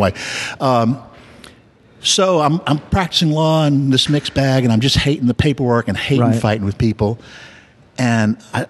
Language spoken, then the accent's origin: English; New Orleans, Louisiana, United States; Born and raised here.